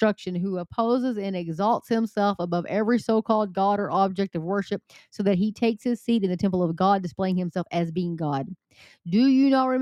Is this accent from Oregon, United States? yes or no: no; Texas, United States; I'm from Texas